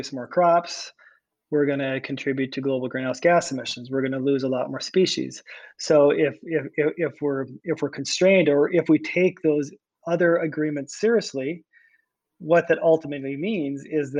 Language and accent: English; Iowa, United States; born or raised there